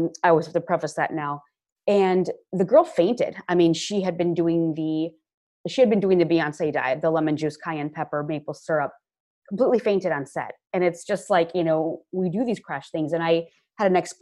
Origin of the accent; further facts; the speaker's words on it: Midwest, United States; moved away; I'm originally from the Midwest